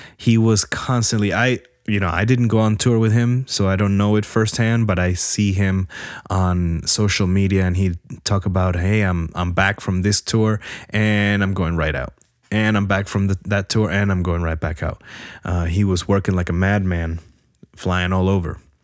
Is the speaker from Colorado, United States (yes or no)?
no; New Jersey, United States; I'm from Jersey and we had basements